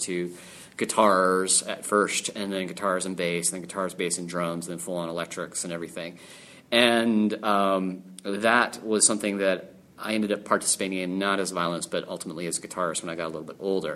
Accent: Calgary, Alberta, Canada; I am from Calgary, Alberta, in Canada

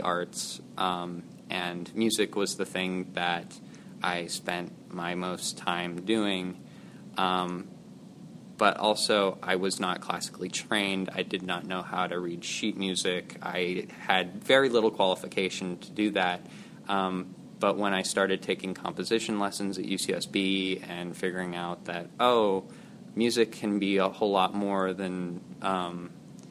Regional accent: Santa Barbara, California, United States; also born or lived in Nashville, Tennessee / Isla Vista, California; I've spent the majority of my life in Santa Barbara

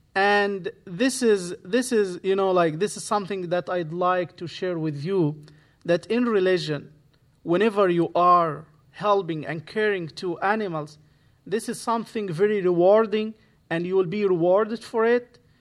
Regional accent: Egypt; English is a second language; moved away as an adult; now in Santa Barbara, United States; I speak Arabic, I'm from Egypt, I moved here twenty eighteen.

